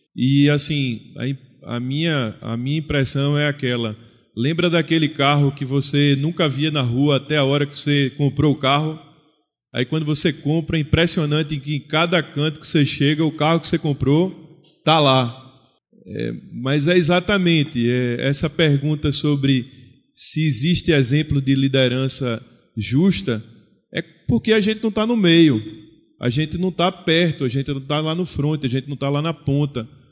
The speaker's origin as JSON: {"language": "Portuguese", "town": "Recife", "region": "Pernambuco", "country": "Brazil", "said": "Eu sou do Nordeste brasileiro, eu sou de Pernambuco, Recife"}